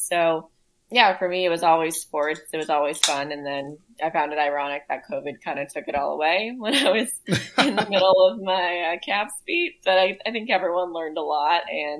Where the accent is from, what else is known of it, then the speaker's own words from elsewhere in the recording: Woodinville, Washington, United States; So I went to high school. So I grew up in Woodinville, Washington. It's like a winery town, like 20, 30 minutes outside of Seattle.